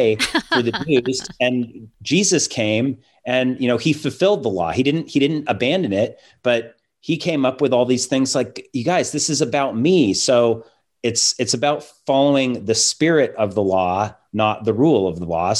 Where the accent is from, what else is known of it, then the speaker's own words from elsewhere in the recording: Seattle, Washington, United States; growing up in Seattle